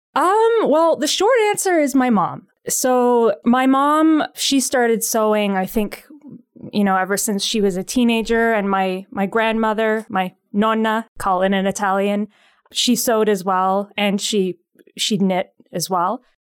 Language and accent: English; Pickering, Ontario, Canada; now in Ottawa, Canada; Ottawa is my adopted city. I, uh, I'm from Pickering originally, so the Toronto area.